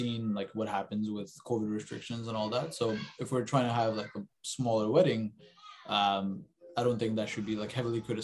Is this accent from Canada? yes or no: yes; Canada; also born or lived in Maharashtra; they brought us to Canada and we grew up in Canada